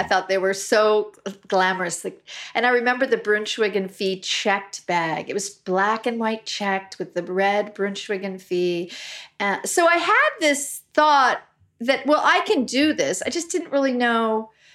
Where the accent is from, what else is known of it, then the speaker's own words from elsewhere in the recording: Los Angeles, California, United States; I grew up in Brentwood before it, it's pretty Hollywood now